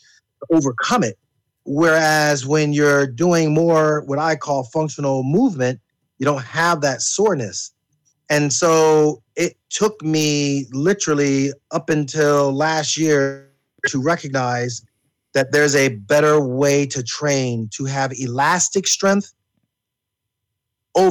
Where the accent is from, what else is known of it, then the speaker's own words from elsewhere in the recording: Wilkes-Barre, Pennsylvania, United States; I was originally from Wilkes-Barre, Pennsylvania, other side of the state